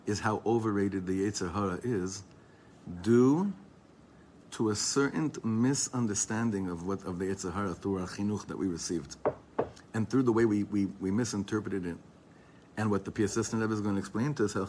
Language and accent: English; Ra'anana, Central District, Israel; I was from Ranana. We went together in high school.